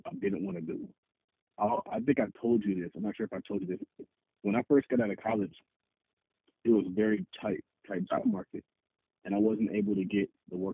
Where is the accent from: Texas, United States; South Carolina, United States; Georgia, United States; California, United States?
California, United States; I grew up in California.